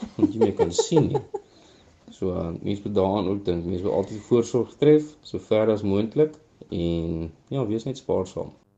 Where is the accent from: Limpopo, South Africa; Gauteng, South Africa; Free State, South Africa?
Limpopo, South Africa; Northern Transvaal; ek is gebore in Noord-Transvaal in 'n klein dorpie of nie 'n klein dorpie, 'n dorpie met die naam Zanin